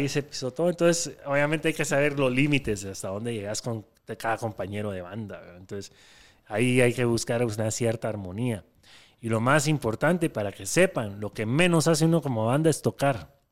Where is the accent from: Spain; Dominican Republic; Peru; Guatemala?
Guatemala; soy de Guatemala